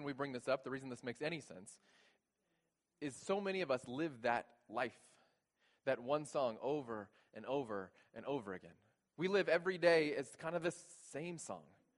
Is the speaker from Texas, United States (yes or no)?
yes; South Texas, United States; I grew up in South Texas, a very white family